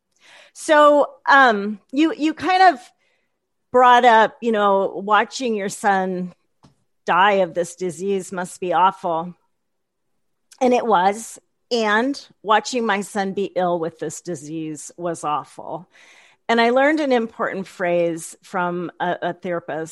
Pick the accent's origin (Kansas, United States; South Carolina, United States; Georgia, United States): Kansas, United States; the Midwest; being born in Kansas and growing up in the Midwest